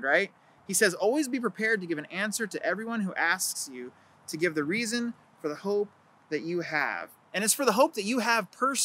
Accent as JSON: {"language": "English", "country": "United States", "said": "as American Christians"}